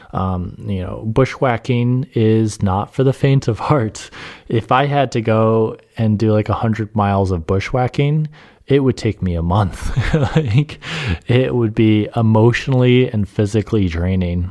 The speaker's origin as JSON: {"language": "English", "area": "Adirondacks", "region": "New York", "country": "United States", "tie": "born or raised there", "said": "I grew up in the Adirondacks"}